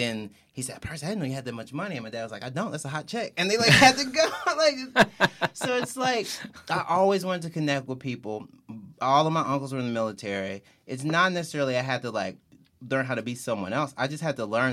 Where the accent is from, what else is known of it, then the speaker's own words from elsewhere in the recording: Mississippi, United States; I'm from Mississippi